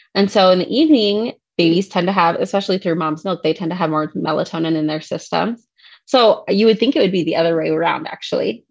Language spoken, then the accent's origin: English; Ohio, United States; moved away; I'm originally from Ohio. I grew up there and then went out to school for nursing school.